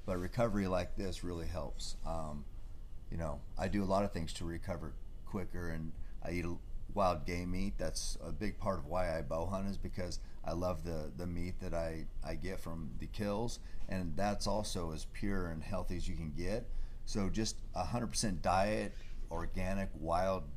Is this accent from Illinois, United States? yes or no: no; Marcola, Oregon, United States; I grew up hunting in Marcola, a small town, you know, logging community